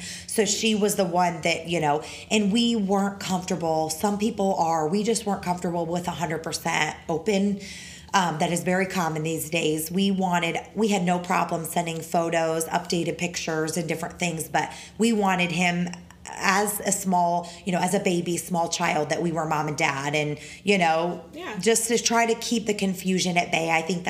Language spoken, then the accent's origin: English; the North, United States; now in Florida, United States; I'm from the North. We don't put sugar in our tea.